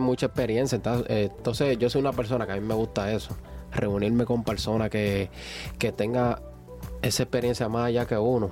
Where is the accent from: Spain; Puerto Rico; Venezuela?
Puerto Rico; San Juan; moved away as an adult; now in United States; vengo de San Juan, Puerto Rico. Eh, mis padres son dominicanos, yo me crié en Puerto Rico